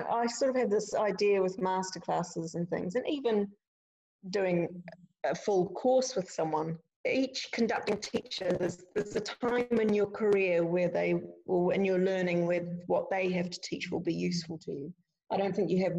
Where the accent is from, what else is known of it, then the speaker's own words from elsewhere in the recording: Dunedin, Otago, New Zealand; moved away as an adult; now in Scotland, United Kingdom; I went back home to Dunedin, and which was my hometown